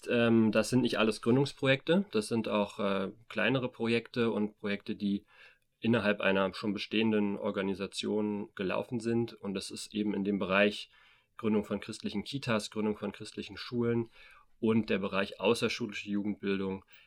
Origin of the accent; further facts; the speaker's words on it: Berlin, Germany; now in Erfurt, Germany; wir sitzen hier gerade in, im Erfurter Norden, im, in einem riesigen Plattenbaugebiet. Selbst als Berliner ist es schon, wirkt es schon sehr groß. Da kenne ich die natürlich auch aus Berlin.